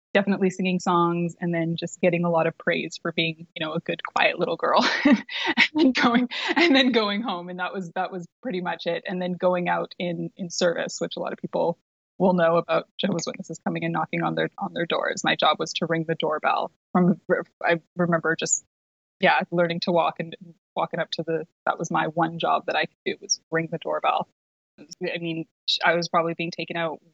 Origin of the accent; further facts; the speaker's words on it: Vancouver, British Columbia, Canada; I was living, I grew up in Vancouver, British Columbia